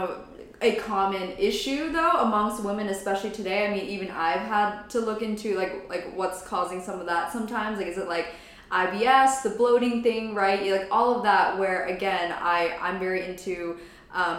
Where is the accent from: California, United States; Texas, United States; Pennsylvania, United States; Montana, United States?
Pennsylvania, United States; I'm from Pennsylvania